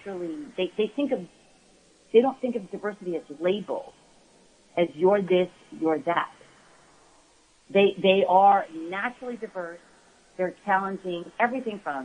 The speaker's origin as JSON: {"language": "English", "country": "United States", "tie": "born or raised there", "said": "I'm Korean. I'm the first person born in my family in the States"}